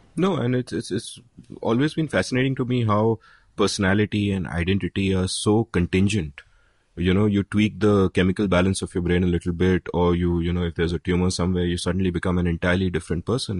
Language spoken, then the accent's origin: English; India; back in the nineteen eighties, when I was growing up in India